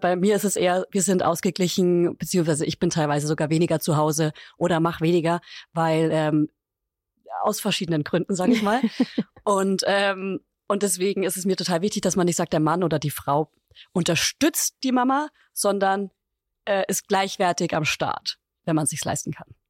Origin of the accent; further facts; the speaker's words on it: Upper Franconia, Bavaria, Germany; weil ich aus Bayern komme